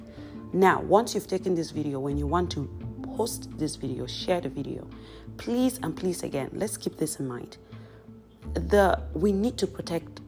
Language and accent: English; Cameroon; I am from Cameroon